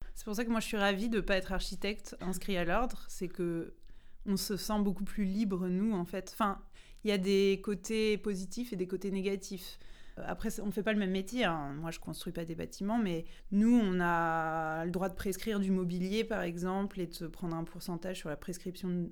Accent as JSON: {"language": "French", "town": "Rouen", "region": "Normandy", "country": "France", "said": "je viens de Rouen"}